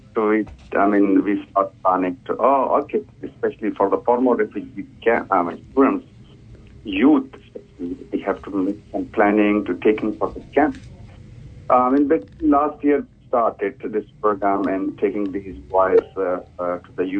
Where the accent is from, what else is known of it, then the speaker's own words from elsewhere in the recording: Pakistan; English is a second language; moved away as an adult; also born or lived in Indonesia; now in Hamilton, New Zealand; I'm from Pakistan and spent 5 years as a refugee life in Indonesia